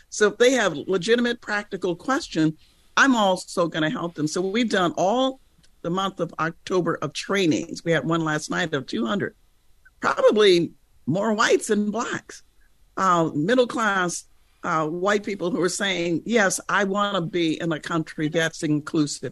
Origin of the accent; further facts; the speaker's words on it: United States; as an American